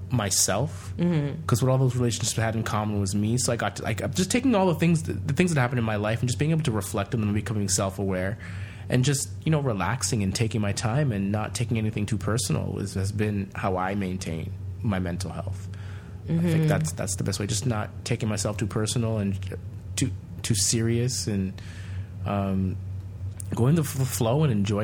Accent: Canada; as a Canadian

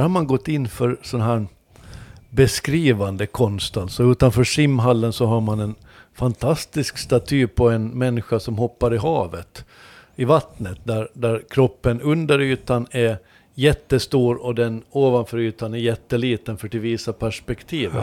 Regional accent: Åland Islands; som ålänning

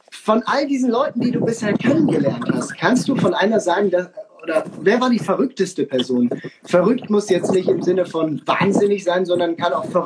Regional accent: Switzerland; Ich bin Schweizer, ich könnte den Bergführer machen.

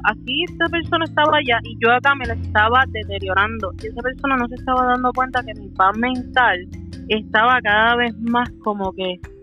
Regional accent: Puerto Rico; yo soy de Puerto Rico

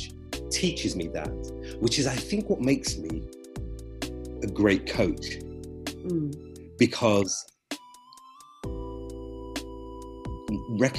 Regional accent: Berkshire, South East England, United Kingdom; moved away; also born or lived in London; Growing up in Berkshire

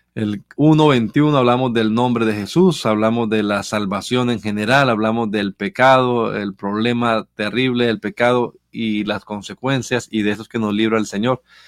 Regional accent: Bucaramanga, Santander, Colombia; moved away; allá en donde yo crecí en Bucaramanga

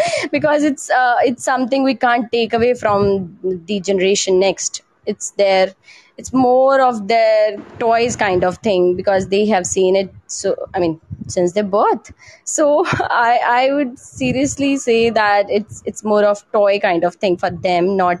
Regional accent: Panchkula, Haryana, India; I am from Panchkula. That is a part of Tri-City, including Panchkula, Chandigarh and Mohali.

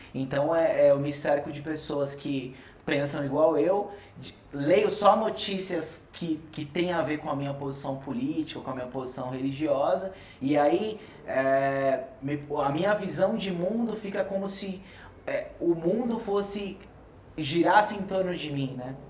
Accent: Brazil; Falando assim como brasileiro

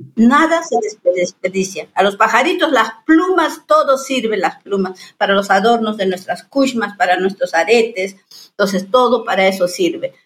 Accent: Yanesha people, Selva Central of Peru, Peru; mi pueblo es Yanesha

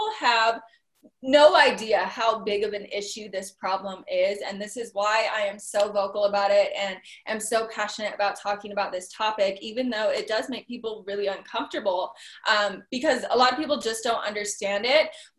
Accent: Utah, United States; also born or lived in California; I'm from Utah.

